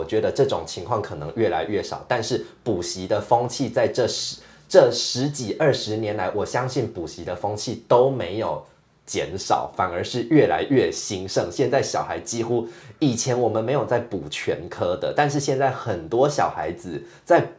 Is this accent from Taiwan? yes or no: yes; Taiwan; 我从小在台湾长大